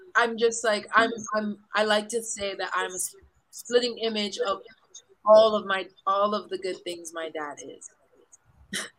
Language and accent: English; east side of Oahu, Hawaii, United States; moved away as an adult; also born or lived in Puerto Rico / France; now in Philippines; I'm born and raised in the east side of the island of Oahu in Hawaii